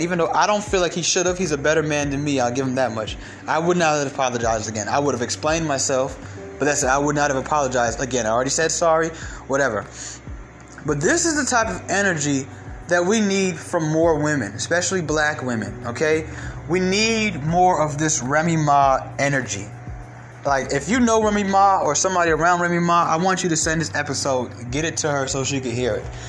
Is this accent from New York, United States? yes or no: yes; New York, United States; now in Atlanta, United States; I'm originally from New York